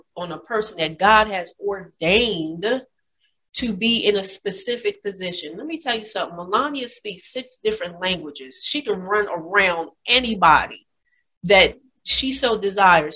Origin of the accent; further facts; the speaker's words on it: United States; we, America